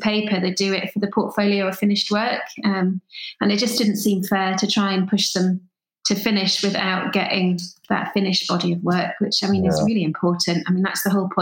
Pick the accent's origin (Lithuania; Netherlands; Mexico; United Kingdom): United Kingdom; Newcastle upon Tyne, North East England; moved away as an adult; also born or lived in Sunderland; now in Edinburgh, United Kingdom; I'm from Newcastle